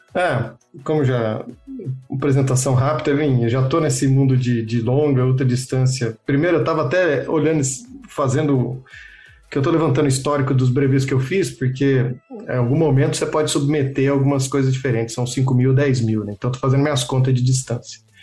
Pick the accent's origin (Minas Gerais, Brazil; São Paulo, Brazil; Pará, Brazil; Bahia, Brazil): Minas Gerais, Brazil; moved away as an adult; also born or lived in São Carlos; quando eu estava em Turama, em Minas Gerais, né? Porque eu sou mineiro, lá é a escola, tudo